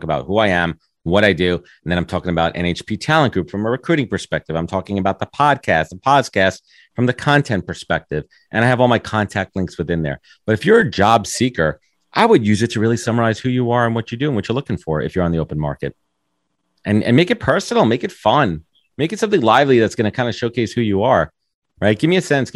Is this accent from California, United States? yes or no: no; New York, United States; Growing up in New York